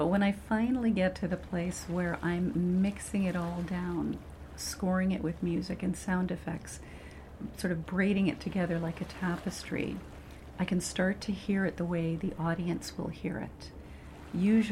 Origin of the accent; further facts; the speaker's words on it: Vancouver, British Columbia, Canada; My traditional territory is in the northwest part of British Columbia along the Skeena River, but I grew up in Vancouver, Coast Salish territory, with Stanley Park as my backyard